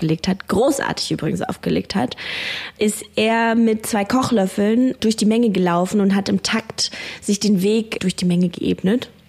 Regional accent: Berlin, Germany; Ich komme eigentlich aus Berlin, habe jetzt aber etwas länger nicht mehr in Berlin gewohnt

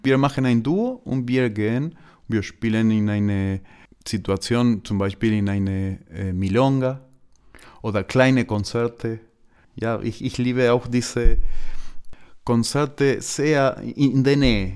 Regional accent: Argentina; German is a second language; moved away as an adult; also born or lived in Buenos Aires; now in Germany; Argentinien ist meine Heimat

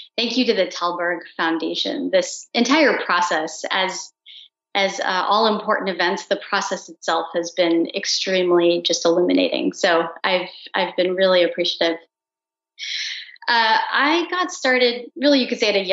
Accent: India; I'm Indian

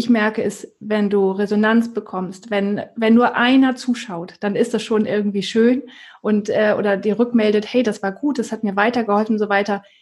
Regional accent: Germany; ich als Deutsche kann doch nicht in Amerika oder in, in Singapur oder so war, äh, wie auch immer, ein Business aufbauen.

